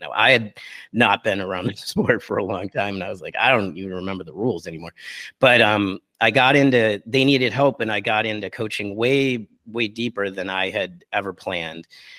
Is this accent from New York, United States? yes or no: yes; Buffalo, New York, United States; now in San Francisco, United States; I moved out to San Francisco from Buffalo, New York, and I took like about an eight-year break from it.